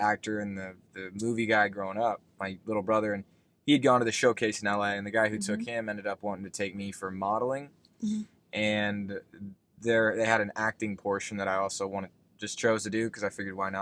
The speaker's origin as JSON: {"language": "English", "town": "West Des Moines", "region": "Iowa", "country": "United States", "tie": "born or raised there", "moved": "yes", "said": "I grew up in Iowa. I grew up in West Des Moines, Iowa."}